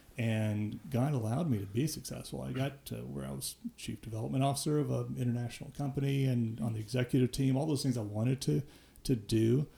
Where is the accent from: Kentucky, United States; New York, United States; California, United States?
Kentucky, United States; Paducah; moved away; I grew up in Paducah, Kentucky.